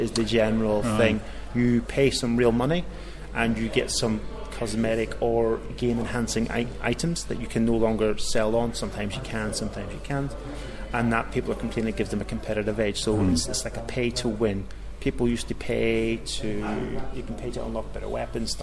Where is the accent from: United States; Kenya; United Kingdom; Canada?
United Kingdom; Northern Ireland; now in Cambridge, United Kingdom; as you can probably tell from my accent, I'm originally from Northern Ireland.